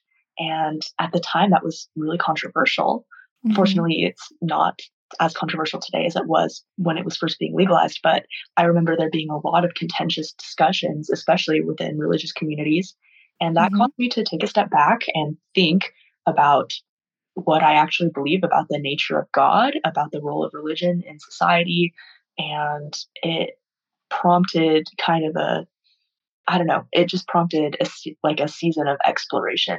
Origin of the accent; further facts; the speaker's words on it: Cedar City, Utah, United States; I was also raised in Southern Utah